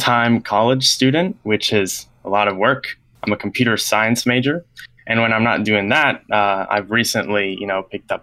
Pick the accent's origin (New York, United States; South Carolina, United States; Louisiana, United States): New York, United States; I am 19 years old and I am from New York